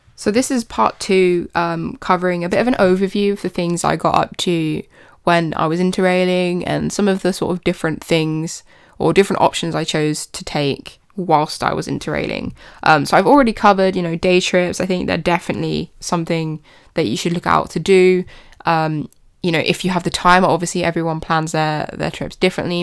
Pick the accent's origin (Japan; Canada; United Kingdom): United Kingdom; even in my hometown